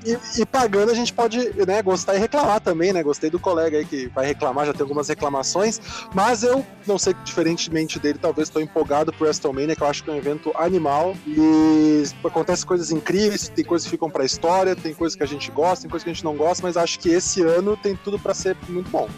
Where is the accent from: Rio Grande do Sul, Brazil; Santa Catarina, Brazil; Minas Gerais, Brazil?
Rio Grande do Sul, Brazil; Porto Alegre; moved away as an adult; now in São Paulo, Brazil; eu sou gaúcho de Porto Alegre, me mudei para São Paulo em 2005